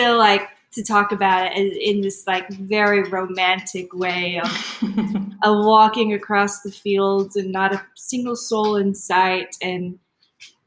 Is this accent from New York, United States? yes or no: no; Texas, United States; I'm from Texas.